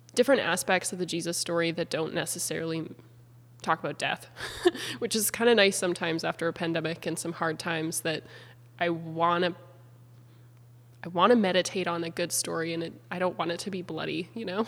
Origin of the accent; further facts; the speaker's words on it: Beauséjour, Manitoba, Canada; moved away as an adult; now in Abbotsford, Canada; I'm from Treaty One territory in small town Manitoba, a town called Beauséjour